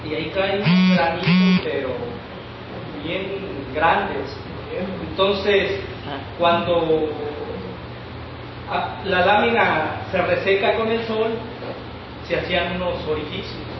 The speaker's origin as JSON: {"language": "Spanish", "region": "Puebla", "country": "Mexico", "tie": "born or raised there", "also_born_or_lived": "Veracruz", "moved": "as an adult", "lives_now": "Los Mochis, Mexico", "said": "yo soy del estado de Puebla, a 45 minutos en camión. Es un ejido muy pequeño, muy humilde."}